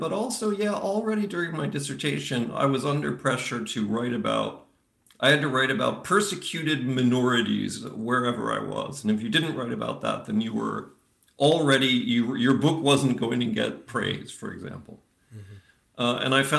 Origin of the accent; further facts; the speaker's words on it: Eastern Pennsylvania, United States; first language English; moved away as an adult; also born or lived in Florida; now in Netherlands; I grew up in Pennsylvania. I was born in Florida. Okay. And then in Eastern Pennsylvania is where I called home for a long time.